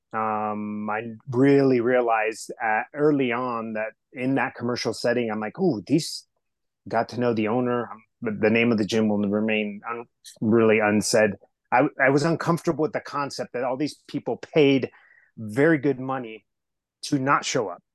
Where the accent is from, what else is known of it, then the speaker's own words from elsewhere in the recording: Southern California, United States; English is a second language; I was raised in Southern California. Um, I was that kid who didn't speak English the very first day of school.